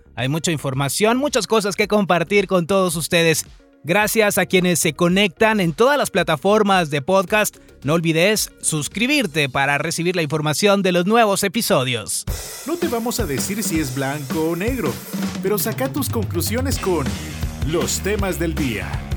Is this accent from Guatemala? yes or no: yes; Guatemala; nosotros como guatemaltecos